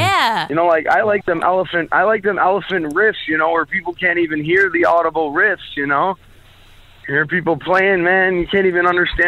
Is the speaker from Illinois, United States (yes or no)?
yes; Chicago, Illinois, United States; I'm calling from Chi-Town. It's my town.